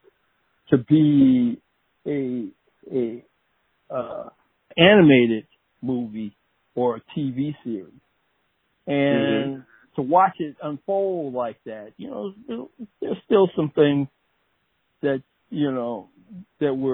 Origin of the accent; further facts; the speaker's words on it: Detroit, Michigan, United States; I grew up in Detroit, Michigan